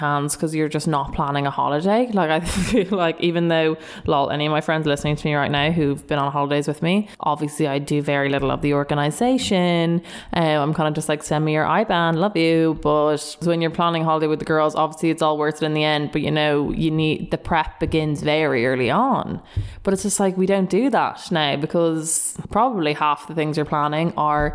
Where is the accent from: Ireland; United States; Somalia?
Ireland; Dublin, Leinster; we're both from Dublin